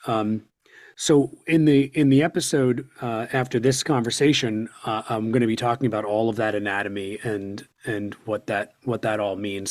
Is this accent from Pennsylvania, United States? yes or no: yes; Doylestown, Pennsylvania, United States; born or raised there